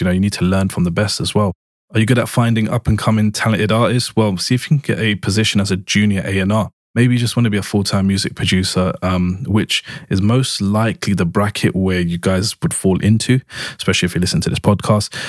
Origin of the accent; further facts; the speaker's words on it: London, United Kingdom; I was born and raised in East London in the U K